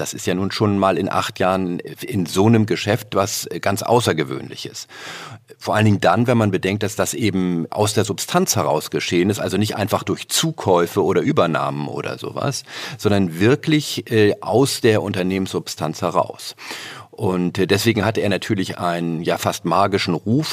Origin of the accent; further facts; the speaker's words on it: Northern Germany, Germany; als Norddeutscher